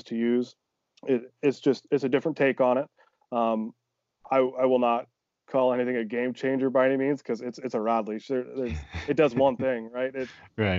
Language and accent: English; Northeast Iowa, United States; moved away as an adult; now in Des Moines, Iowa, United States; I'm from Northeast Iowa originally, mm-hmm. small town, you know, and I went back up home for the Christmas